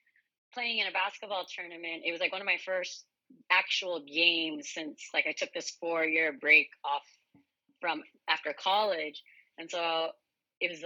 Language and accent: English; Santa Cruz, California, United States; moved away as an adult; also born or lived in San Diego, California; now in Hawaii, United States; I'm Japanese Filipino, but I grew up in actually Santa Cruz, California